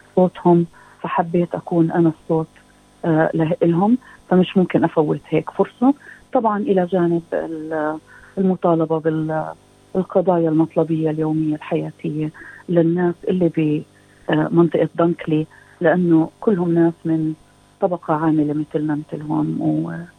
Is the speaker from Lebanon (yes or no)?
no; Palestine; now in Australia; كفلسطينيه استراليه